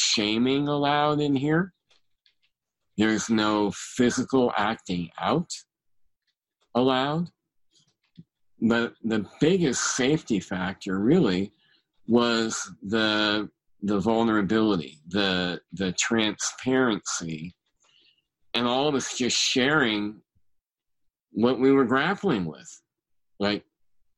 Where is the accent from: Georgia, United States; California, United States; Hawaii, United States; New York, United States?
California, United States; Bay Area; I grew up in the Bay Area